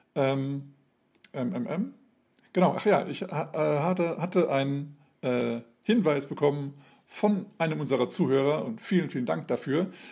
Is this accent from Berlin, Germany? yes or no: no; Hesse, Germany; now in Hanover, Germany; ich bin Hesse, ich bin zugezogen